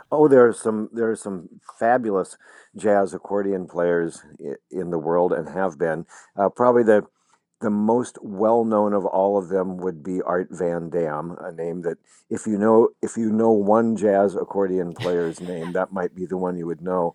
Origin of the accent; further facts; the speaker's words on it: Lincoln, Nebraska, United States; moved away; I was still living in my hometown of Lincoln, Nebraska